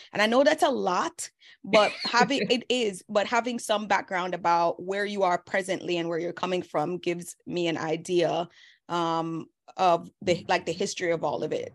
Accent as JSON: {"language": "English", "country": "Jamaica", "moved": "yes", "said": "They know we're all Jamaican. They know that we came here fresh off the boat."}